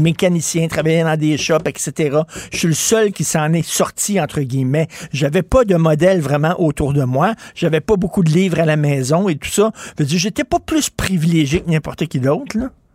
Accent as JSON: {"language": "French", "town": "Montreal", "region": "Quebec", "country": "Canada", "tie": "born or raised there", "said": "je viens d'un milieu très pauvre, OK? Là, je viens de Verdun, le près de Pointe-Saint-Charles."}